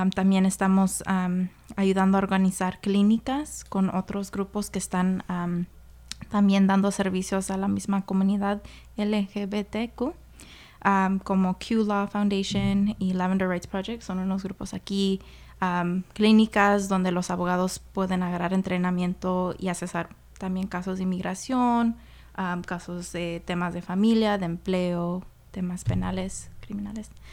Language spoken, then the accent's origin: Spanish; Pasco, Washington, United States; also born or lived in Sunnyside, Washington; yo crecí en Pasco, Washington una comunidad larga, grande, ahí de inmigrantes también